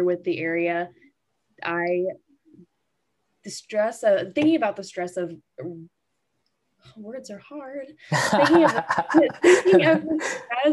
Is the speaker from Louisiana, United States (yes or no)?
yes; Shreveport, Louisiana, United States; I wanted to end up back in Shreveport. This is my hometown. This is where I grew up